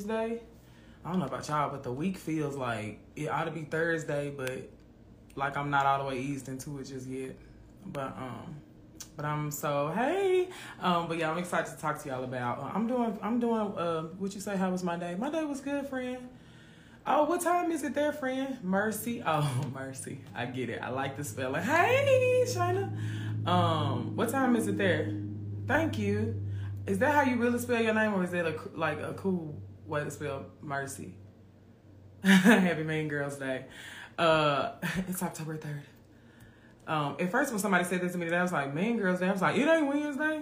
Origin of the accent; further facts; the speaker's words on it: Memphis, Tennessee, United States; I grew up in Orange Mound in Memphis.